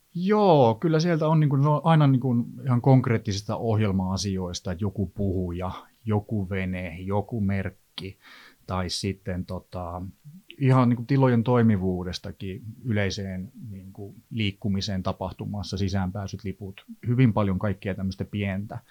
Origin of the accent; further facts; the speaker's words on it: Eastern Finland, Finland; also born or lived in Helsinki area; now in Helsinki, Finland; minä olen Itä-Suomesta